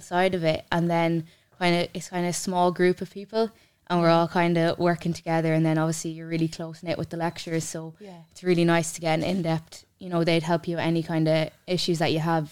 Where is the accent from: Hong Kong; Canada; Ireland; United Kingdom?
Ireland; Mullingar, Leinster; also born or lived in Ballymahon; I'm actually local enough. I'm from Mullingar